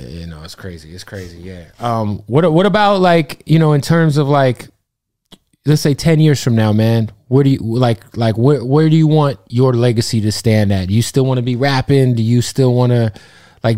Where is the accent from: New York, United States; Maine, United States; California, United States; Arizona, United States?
Arizona, United States; Phoenix; I'm from Phoenix.